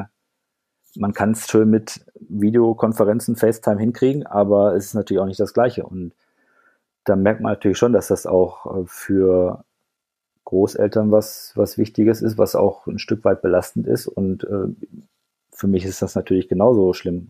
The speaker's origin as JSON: {"language": "German", "area": "Ruhr area", "region": "North Rhine-Westphalia", "country": "Germany", "tie": "born or raised there", "moved": "yes", "lives_now": "Frankfurt am Main, Germany", "said": "dass ich halt im Ruhrgebiet aufgewachsen bin"}